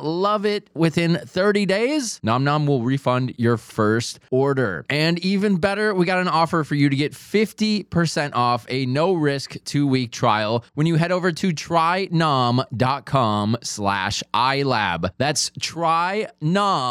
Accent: Minnesota, United States; accent: Minnesota; He is from my home state of Minnesota

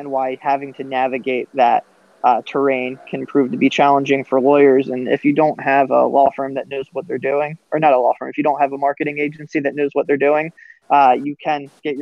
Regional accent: Philadelphia, Pennsylvania, United States; now in Orlando, United States; I'm originally from the Philadelphia area

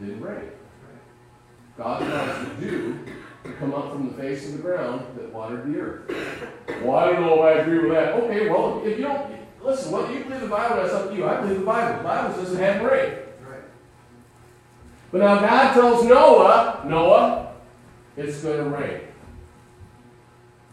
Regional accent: United States; We as American Christians

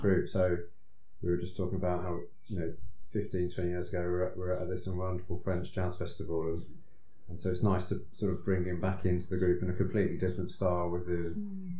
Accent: Eastbourne, South East England, United Kingdom; I was brought up in Eastbourne, which is a slightly slower pace.

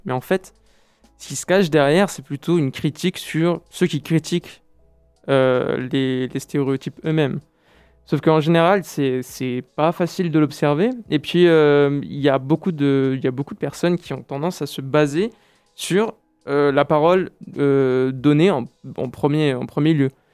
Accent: France; moved away as an adult; also born or lived in Brazil; en tant que Français expatrié au Brésil

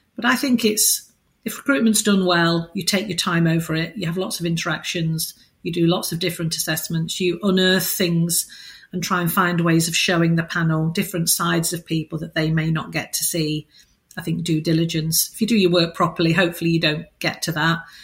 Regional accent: United Kingdom; as British people

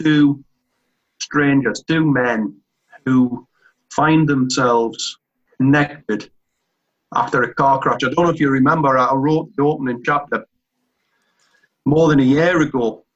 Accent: Northumberland, North East England, United Kingdom; when I was a kid in my hometown in Northumberland

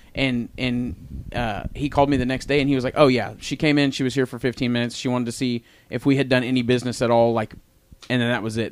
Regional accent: Tulsa, Oklahoma, United States; I grew up on the West Side

